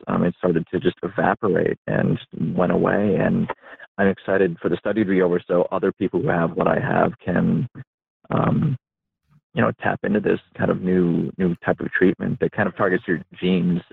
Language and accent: English; upstate New York, United States; i grew up in a trailer park out in the middle of nowhere in upstate new york